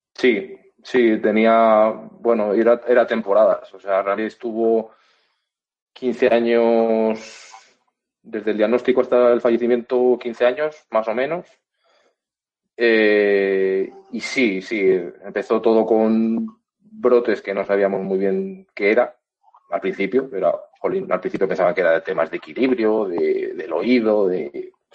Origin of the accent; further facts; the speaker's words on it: Valladolid, Castile and León, Spain; yo soy de Valladolid, mi madre es de Valladolid